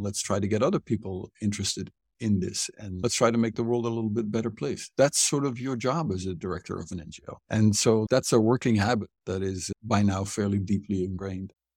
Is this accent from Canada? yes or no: no; Netherlands; moved away as an adult; also born or lived in Cambodia / Egypt; now in Hanoi, Vietnam; I was born and raised educated in Holland